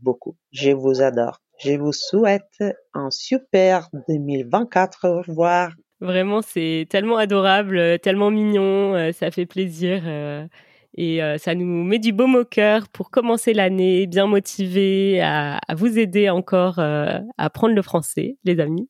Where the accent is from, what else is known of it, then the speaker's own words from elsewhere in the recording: France; je suis française et c'est vrai que chez nous, c'est absolument pas une tradition